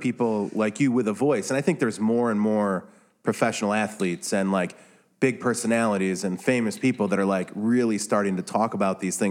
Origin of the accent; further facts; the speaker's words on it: Wisconsin, United States; now in Chicago, United States; I'm from Wisconsin